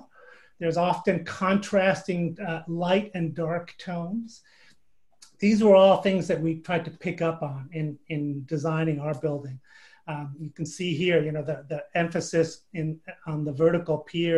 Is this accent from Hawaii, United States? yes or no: no; Los Angeles, California, United States; the Art Deco I grew up with in Los Angeles